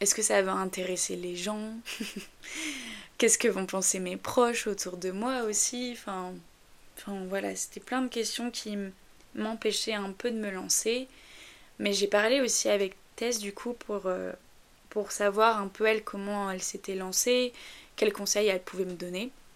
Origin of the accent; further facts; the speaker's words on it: north of France, France; je viens du nord de la France, alors j'espère que j'ai pas un accent trop prononcé